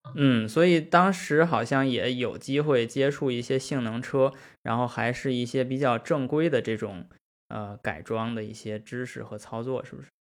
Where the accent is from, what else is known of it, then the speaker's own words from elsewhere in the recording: China; moved away; 因为我们是中国人，我们是中国汽车人